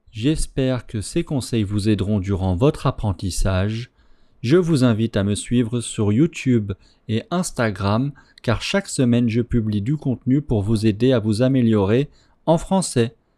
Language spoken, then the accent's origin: French; France; first language French; je suis français